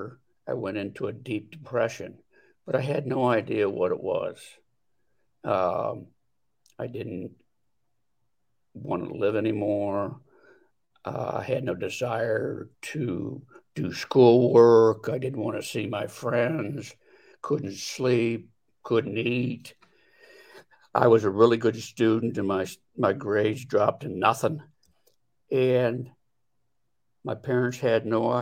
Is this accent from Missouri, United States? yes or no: no; Delaware, Ohio, United States; I come from Delaware, Ohio, where I was for all my working life was in the custom clothing business